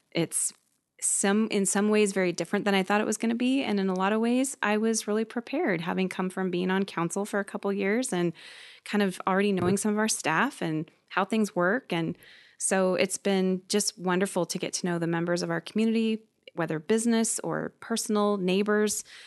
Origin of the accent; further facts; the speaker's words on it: Gig Harbor, Washington, United States; also born or lived in Seattle, Washington / Bremerton, Washington; I moved here in nineteen eighty-two with my family